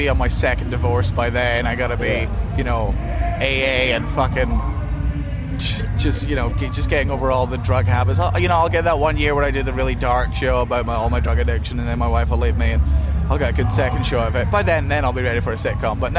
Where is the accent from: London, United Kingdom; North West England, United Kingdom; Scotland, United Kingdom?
Scotland, United Kingdom; I'm fucking Scottish